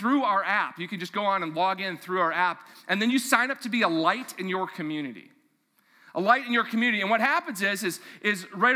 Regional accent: Mahnomen, Minnesota, United States; also born or lived in Fargo-Moorhead; now in Fargo, United States; I grew up in Manoman, Minnesota

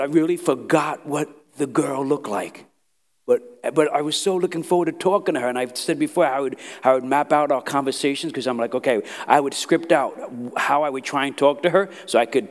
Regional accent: New York City, New York, United States; moved away; I was from Brooklyn, New York, Italian, Irish, Jewish, Puerto Ricans

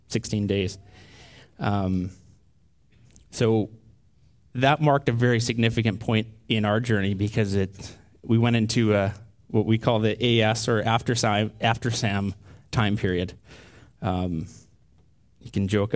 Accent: Canada; a typical Canadian family with type A tendencies

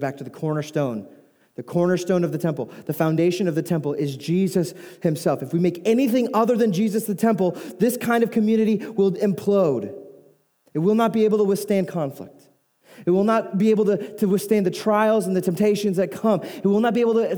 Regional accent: United States

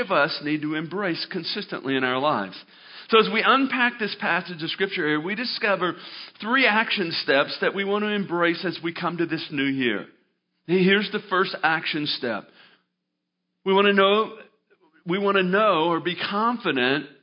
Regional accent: Arkansas, United States; moved away as an adult; grew up in Arkansas

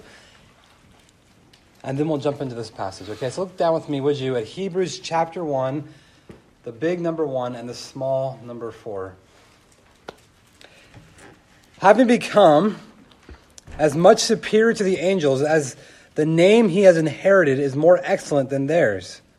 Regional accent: California, United States; I grew up in California, and just down the street from my house, there was two different lakes.

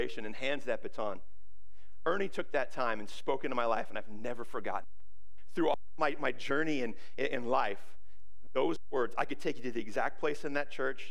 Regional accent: Ferndale, United States; moved away as an adult; I grew up in Ferndale, and this is kind of my hometown

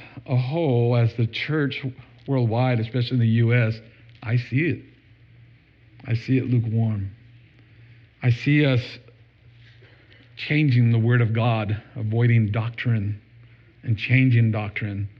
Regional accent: United States; I'm from America.

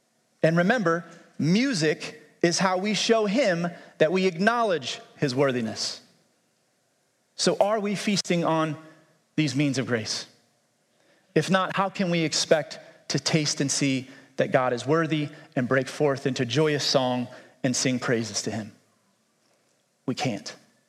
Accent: United States

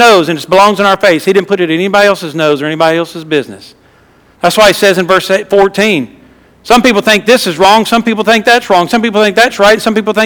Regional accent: Louisiana, United States; moved away; I was from Louisiana

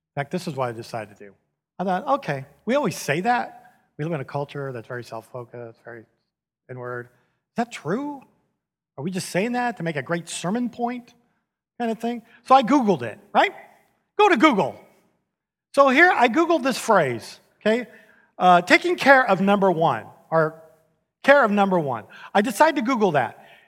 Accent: San Diego, California, United States; moved away as an adult; now in Houston, United States; I grew up in San Diego

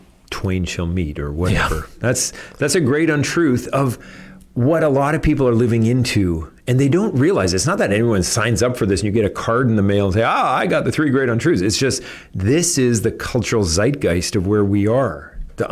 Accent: Canada; I'm Canadian

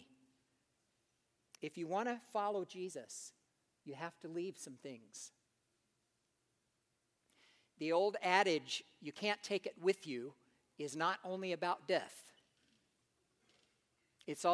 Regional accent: United States; moved away as an adult; As an American living abroad

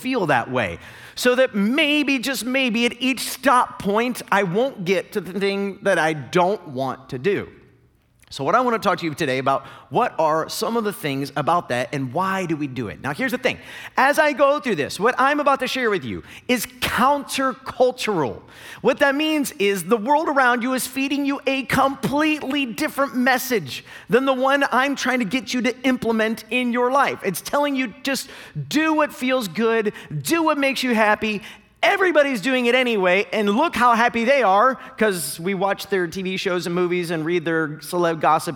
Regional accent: Northeast Ohio, United States; moved away; I grew up in Northeast Ohio.

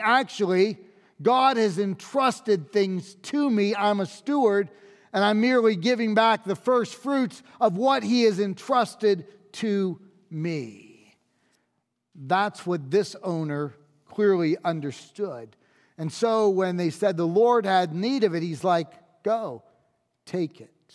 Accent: United States; as an American.

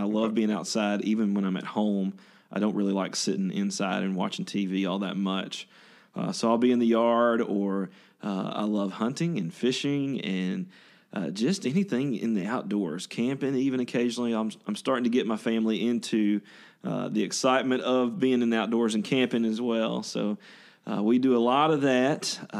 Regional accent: Ruston, Louisiana, United States; moved away as an adult; now in West Lafayette, United States; But I grew up there in a small town called Ruston, Louisiana

